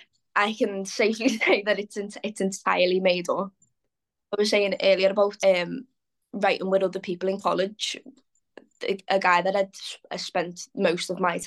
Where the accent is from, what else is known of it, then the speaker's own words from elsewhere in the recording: Liverpool, North West England, United Kingdom; Like I said, born and bred in Liverpool. I've never lived anywhere else.